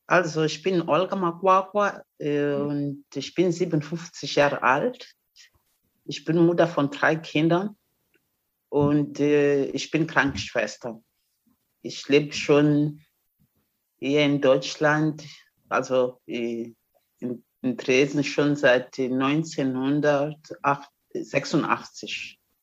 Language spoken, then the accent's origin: German; Mozambique; German is a second language; moved away as an adult; also born or lived in East Germany; now in Germany; bin ich von Mosambik hier nach äh, DDR gekommen